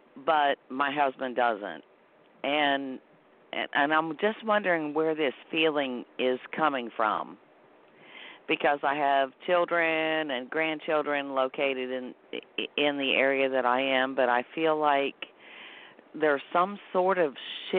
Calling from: North Carolina, United States; I'm from North Carolina.

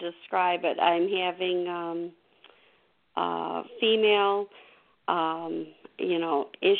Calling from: Illinois, United States; I'm calling from Illinois.

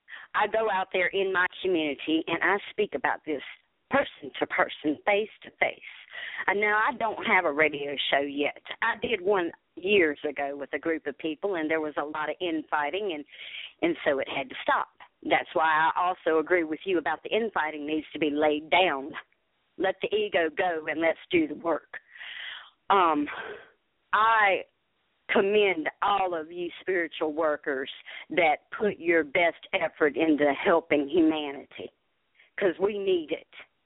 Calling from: South Carolina, United States; I am calling from South Carolina.

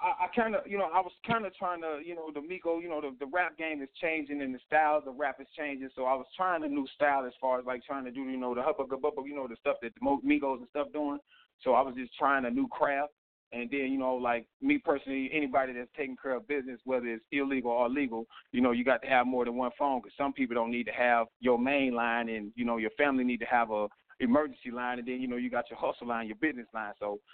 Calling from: Carroll, Illinois, United States; I'm calling from Carroll, Illinois.

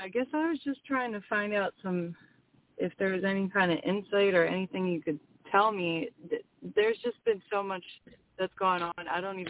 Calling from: Pennsylvania, United States; I'm calling from Pennsylvania.

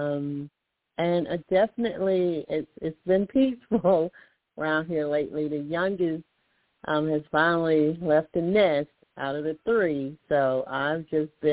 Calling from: Alabama, United States; I'm calling from Alabama

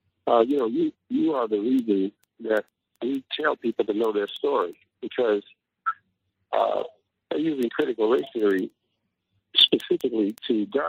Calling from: Detroit, Michigan, United States; I'm calling from Detroit, Michigan.

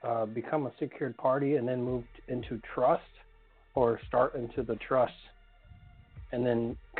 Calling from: Arizona, United States; calling from Arizona.

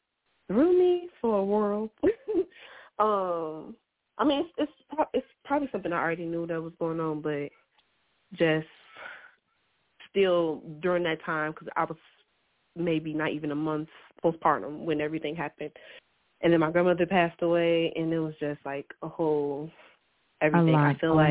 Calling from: Iowa, United States

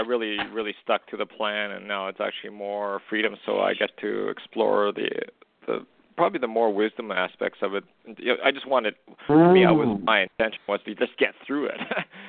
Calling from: Canada; I'm calling from Canada.

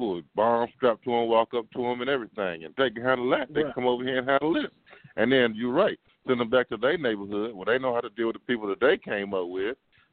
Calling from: Seabrook, Texas, United States; I'm calling from Seabrook.

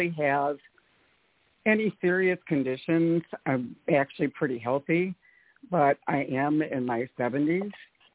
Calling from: Atlanta, Georgia, United States; I'm from Atlanta.

